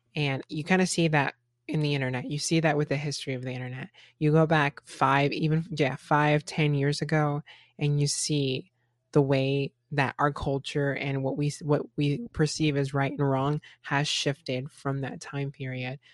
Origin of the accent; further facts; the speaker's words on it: Florida, United States; Even me growing up in Florida, I grew up in a melting pot of different cultures